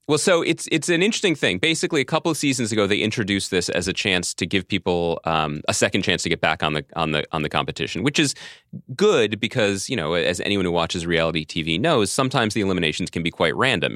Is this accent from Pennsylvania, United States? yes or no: yes; Philadelphia, Pennsylvania, United States; the mean streets of my hometown, Philadelphia.